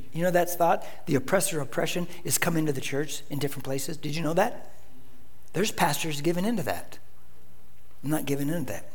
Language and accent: English; United States; I'm a Christian first, then I'm an American who happens to be Mexican descent